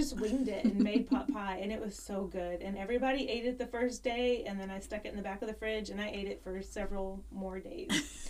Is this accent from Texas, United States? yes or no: yes; Mount Pleasant, Texas, United States; I grew up in Mount Pleasant, Dangerfield, Northeast Texas.